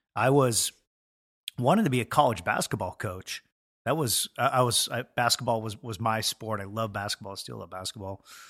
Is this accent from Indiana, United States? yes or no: no; Edmonds, Washington, United States; born and raised in Edmonds, Washington, so about seven minutes up the road